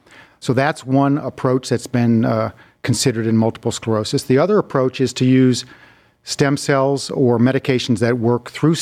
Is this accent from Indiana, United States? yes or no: no; North Carolina, United States; born there; Well, originally I was born in North Carolina.